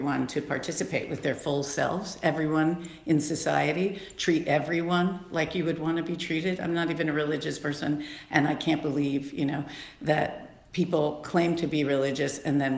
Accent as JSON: {"language": "English", "town": "Cleveland", "region": "Ohio", "country": "United States", "also_born_or_lived": "Australia", "said": "I was born in Australia, but we are from Cleveland."}